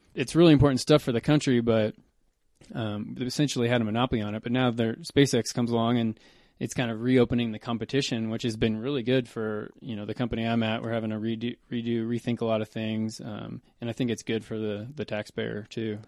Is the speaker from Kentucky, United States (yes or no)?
yes; Kentucky, United States; moved away as an adult; also born or lived in Oklahoma; now in Boulder, United States; pretty much Kentucky. I was I was born in Oklahoma, but I moved to Kentucky in like third grade